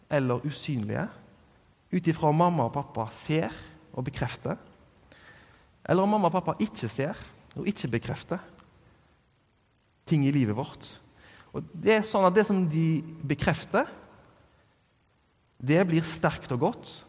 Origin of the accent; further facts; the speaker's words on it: Norway; Det at jeg er norsk, det definerer meg jo absolutt at de tilhører ei slekt.